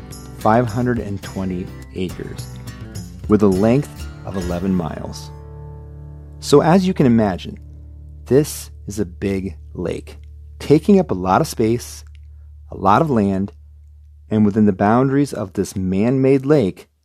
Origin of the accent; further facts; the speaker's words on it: Iowa, United States; my home state